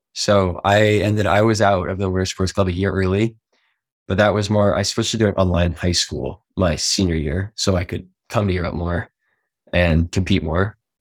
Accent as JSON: {"language": "English", "town": "Steamboat Springs", "region": "Colorado", "country": "United States", "tie": "born or raised there", "also_born_or_lived": "Washington State", "moved": "as an adult", "lives_now": "Lillehammer, Norway", "said": "I was originally born in Washington State, um, but moved to Steamboat before the, even the age of one"}